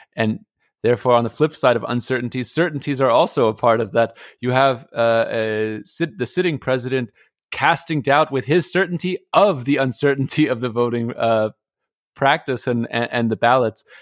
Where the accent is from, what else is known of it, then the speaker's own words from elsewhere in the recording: United States; moved away; as an American